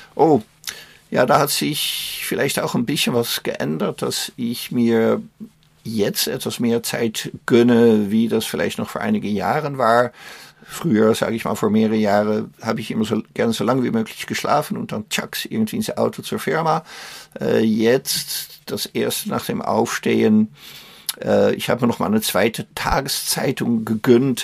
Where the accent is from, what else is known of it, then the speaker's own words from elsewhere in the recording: Netherlands; German is a second language; also born or lived in Austria / Luxembourg / Belgium / Germany; now in Emmerich, Germany; Meine Heimat ist Holland, sind die Niederlande